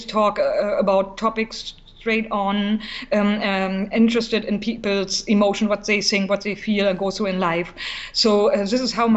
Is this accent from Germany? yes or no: yes; East Germany, Germany; English is a second language; also born or lived in Berlin; I'm from East Germany originally, mm-hmm. and I was very small